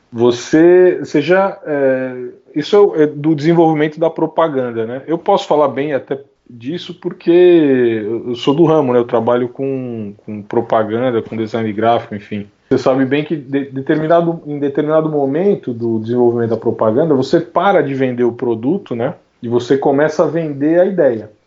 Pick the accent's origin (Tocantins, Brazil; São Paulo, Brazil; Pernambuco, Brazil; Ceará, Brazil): São Paulo, Brazil; Eu sou de São Paulo, né? Nasci aqui em São Paulo. É, Capital.